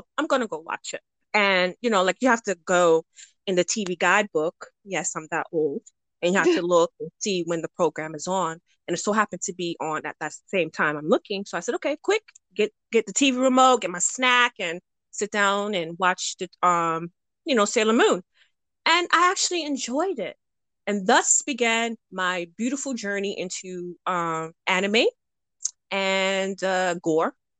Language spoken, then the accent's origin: English; United States; now in Ireland; I am just an American living in Ireland.